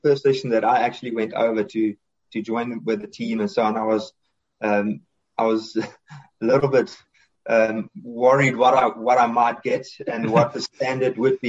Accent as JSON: {"language": "English", "country": "South Africa", "said": "So being South African, more or less, that's always up for me."}